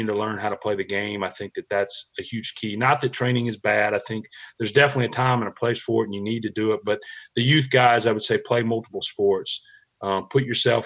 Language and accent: English; Mississippi, United States; growing up in Mississippi, I grew up an Ole Miss fan